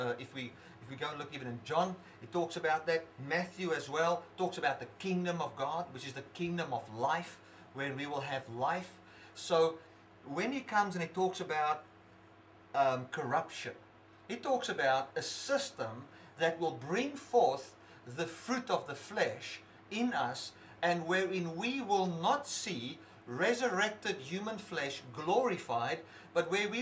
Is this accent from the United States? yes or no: no; South Africa; I cannot separate myself from being a South African.